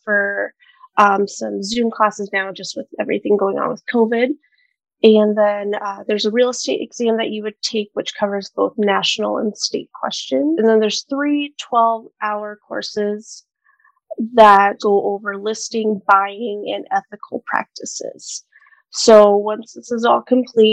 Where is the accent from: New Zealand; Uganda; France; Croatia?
Croatia; Glina, Sisak-Moslavina County; also born or lived in Sazin (family origin); now in Waterloo, United States; I was born in Glina, Croatia during the war. However, my family is originally from Sazin. I currently live in Waterloo, Iowa